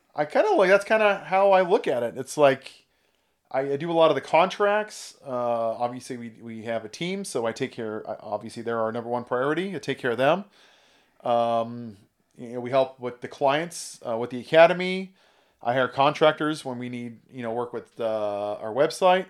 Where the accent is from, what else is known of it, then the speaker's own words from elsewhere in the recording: California, United States; also born or lived in Oregon / Indiana; I grew up in California. I'm kind of a California boy